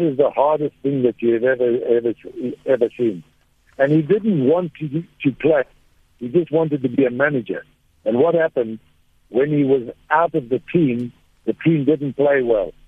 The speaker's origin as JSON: {"language": "English", "country": "Zimbabwe", "also_born_or_lived": "Durban, South Africa", "said": "I come from a, a beautiful place called Zimbabwe. I was born in South Africa in Durban"}